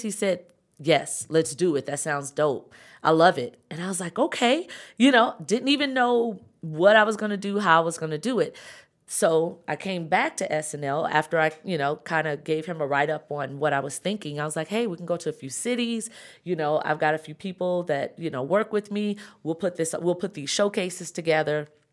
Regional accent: Chicago, Illinois, United States; moved away as an adult; also born or lived in Atlanta; I'm from Chicago, South Side

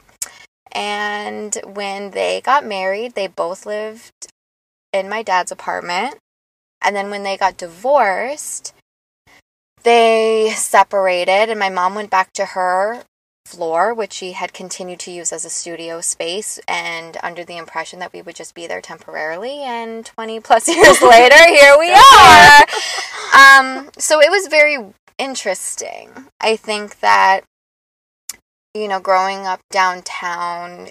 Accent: New York City, New York, United States; my childhood in New York

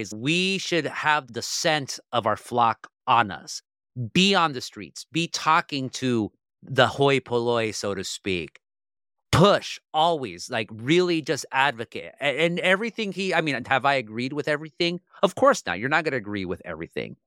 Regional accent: Orange County, California, United States; I'm from Orange County, California, where you have a lot of comfortable people

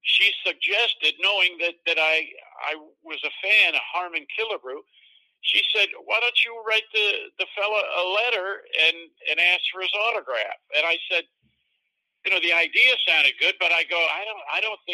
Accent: Central New York, United States; growing up in Central New York

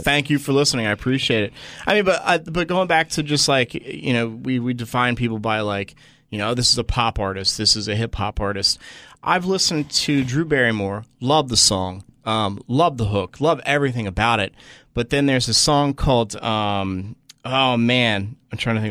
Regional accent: Washington Township, New Jersey, United States; now in Los Angeles, United States; I'm from Washington Township so I'm South Jersey near Philly

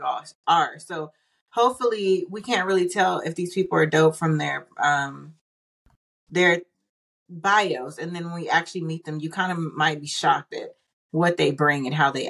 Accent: Austin, Texas, United States; Austin, Texas. ATL in the house. That is my hometown

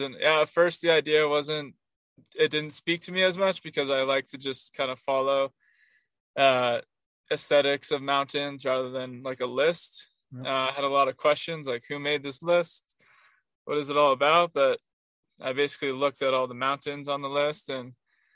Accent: Rhode Island, United States; moved away as an adult; also born or lived in Arizona; I'm from Rhode Island, and I grew up basically running cross country and just being out in the woods

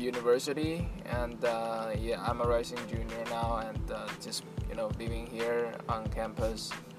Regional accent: Beijing, China; moved away as an adult; now in Nashville, United States; I'm from Beijing, China.

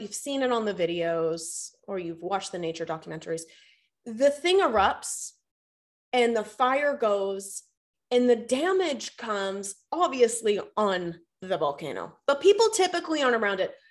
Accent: Boston, Massachusetts, United States; moved away as an adult; now in Charlotte, United States; I'm born and raised in Boston, Massachusetts, lived there for thirty years.

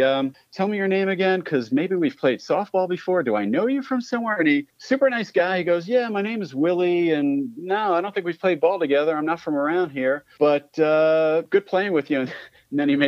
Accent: Long Island, New York, United States; I grew up on Long Island

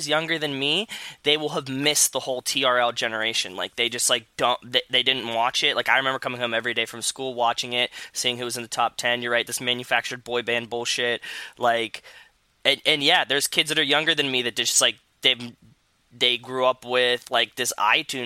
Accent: Pittsburgh, Pennsylvania, United States; I grew up in Pittsburgh

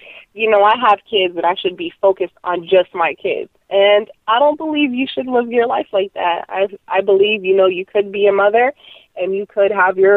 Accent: Orlando, Florida, United States; also born or lived in Puerto Rico; I am from Puerto Rico, but I came down here to Orlando when I was 1 year old

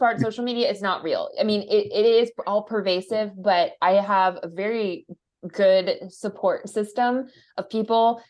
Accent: United States; I'm American

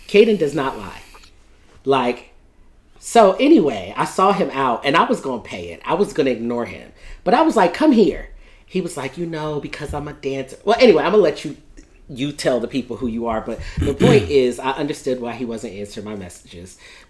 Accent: Fort Lauderdale, Florida, United States; also born or lived in Philadelphia; and I grew up in Fort Lauderdale.

